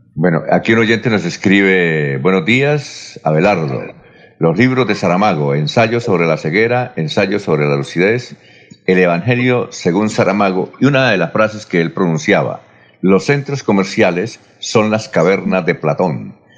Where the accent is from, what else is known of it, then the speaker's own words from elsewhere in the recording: Barichara, Santander, Colombia; en Barichara, mi tierra